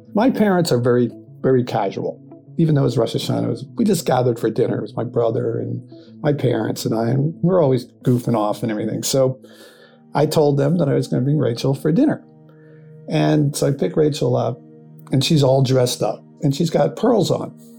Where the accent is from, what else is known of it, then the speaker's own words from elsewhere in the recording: Philadelphia, Pennsylvania, United States; moved away; I'm originally from Philadelphia